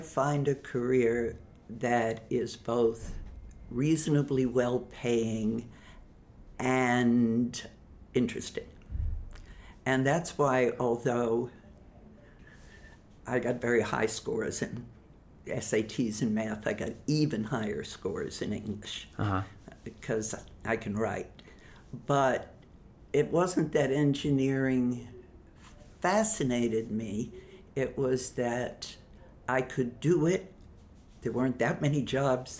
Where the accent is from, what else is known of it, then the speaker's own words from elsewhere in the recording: New York City, New York, United States; moved away as an adult; I grew up in Ozone Park